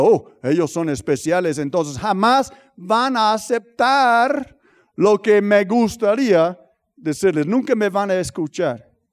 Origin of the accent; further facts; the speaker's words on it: United States; en Estados Unidos, hay, eh, no, no es puro racismo, pero hay racismo, especialmente de donde soy yo